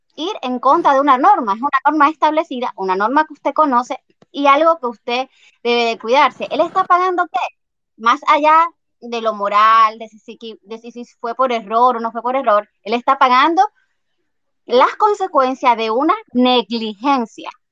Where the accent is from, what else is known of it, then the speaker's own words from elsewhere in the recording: Dominican Republic; para nosotros como dominicanos